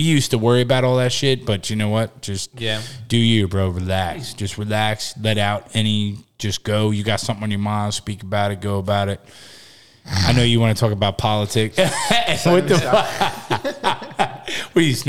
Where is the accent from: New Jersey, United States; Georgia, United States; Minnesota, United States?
New Jersey, United States; I'm from Jersey, bro.